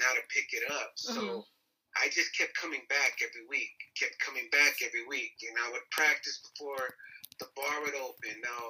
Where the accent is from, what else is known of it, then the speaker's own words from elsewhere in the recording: Eloy, Arizona, United States; I grew up in Eloy.